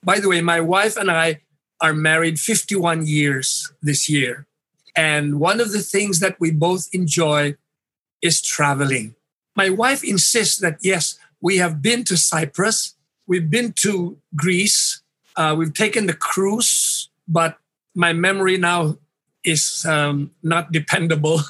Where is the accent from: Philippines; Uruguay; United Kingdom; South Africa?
Philippines; Iloilo City, Western Visayas; I grew up in Iloilo City in the 50s